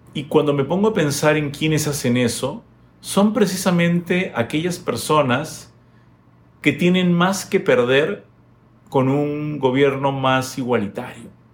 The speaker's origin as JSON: {"language": "Spanish", "country": "Peru", "said": "nuestra responsabilidad como peruanos"}